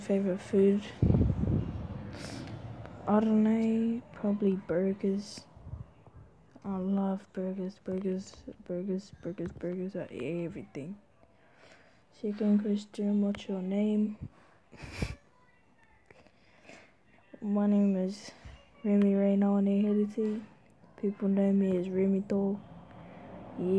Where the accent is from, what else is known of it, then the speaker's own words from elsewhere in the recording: New Zealand; New Zealand, I'm a Māori, and a Kiwi